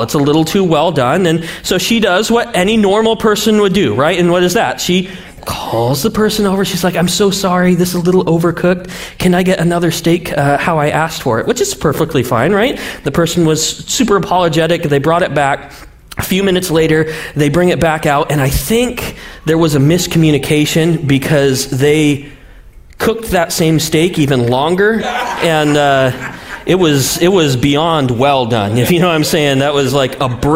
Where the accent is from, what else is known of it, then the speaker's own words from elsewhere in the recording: Montana, United States; I'm from Montana.